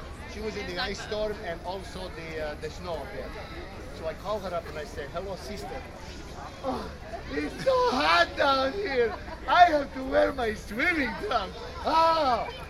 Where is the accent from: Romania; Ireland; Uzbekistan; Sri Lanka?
Romania; also born or lived in Ohio; now in Florida, United States; You see, I'm from Ohio originally, too. Well, originally I'm from Romania, but when Hitler attacked Poland, we moved here. So we live in Ohio, too, see?